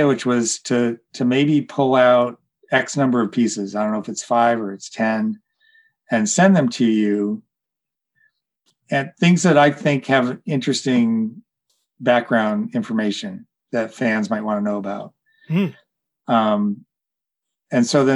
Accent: Detroit, Michigan, United States; we're both from Detroit. So we talked a lot about Detroit and growing up there.

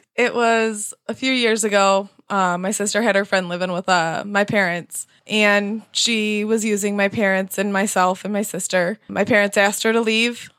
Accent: Grand Rapids, Michigan, United States; I am from Grand Rapids

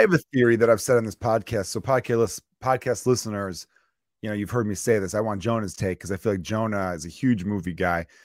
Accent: Chicago, Illinois, United States; Growing up in the Porch Park neighborhood of Chicago

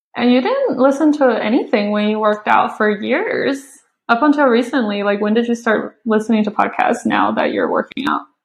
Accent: China; moved away; I grew up watching it in China

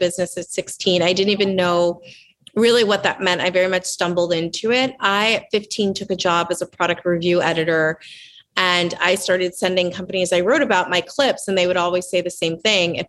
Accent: Southern New Jersey, United States; also born or lived in Lancaster, Pennsylvania; I was raised in Southern New Jersey

